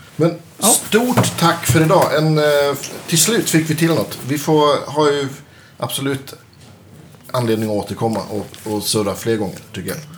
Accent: Västerbotten County, Sweden; någon gång i min ungdom här i Västerbotten

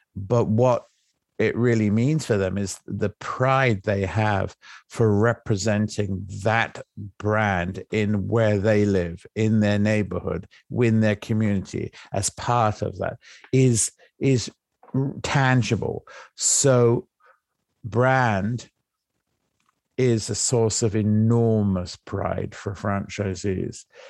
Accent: England, United Kingdom; moved away; I came from England, right? I'm English

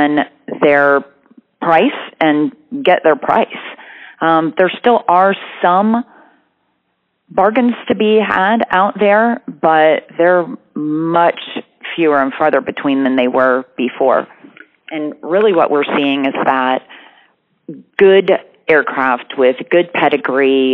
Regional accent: United States; also born or lived in Birmingham, Alabama / Columbus, Ohio; now in Austin, United States; I grew up in Birmingham, Alabama, and Columbus, Ohio.

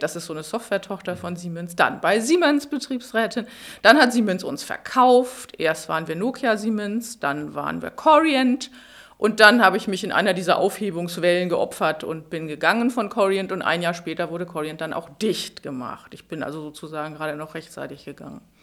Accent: Schleswig-Holstein, Germany; moved away as an adult; now in Berlin, Germany; ich bin ursprünglich aus Schleswig-Holstein, bin dann zum Studieren nach Berlin gekommen

